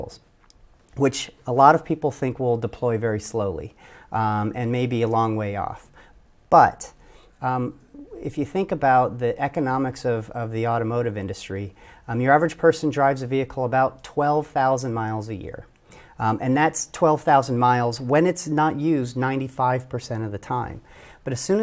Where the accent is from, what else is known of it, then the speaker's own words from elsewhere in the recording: Detroit, Michigan, United States; I am a boy from Detroit